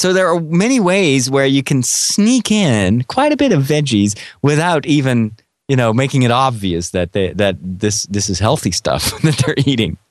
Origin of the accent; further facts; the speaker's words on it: Netherlands; I'm from Holland.